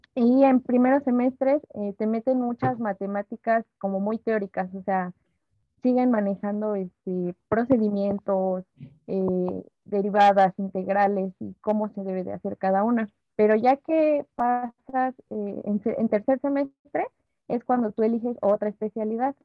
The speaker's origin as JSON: {"language": "Spanish", "country": "Mexico"}